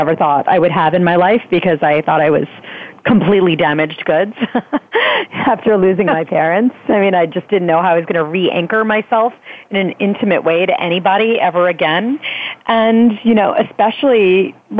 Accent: Philadelphia, Pennsylvania, United States; moved away as an adult; now in New York City, United States; Philadelphia, which is my hometown

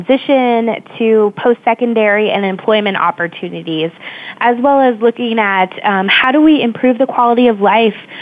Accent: Kansas City, United States; moved away as an adult; now in Washington, D.C., United States; I'm from Kansas City, and growing up, I mentored for a young woman with Down syndrome

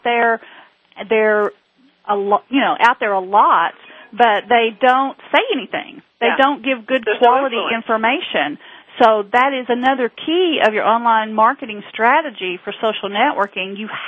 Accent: just north of Knoxville, Tennessee, United States; accent: southern; I am from just north of Knoxville, Tennessee, home of the Volunteers

